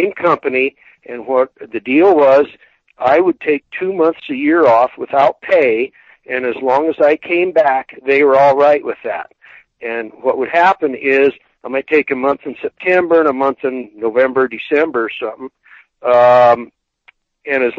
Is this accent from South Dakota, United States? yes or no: yes; South Dakota, United States; moved away as an adult; now in Wyoming, United States; I grew up in South Dakota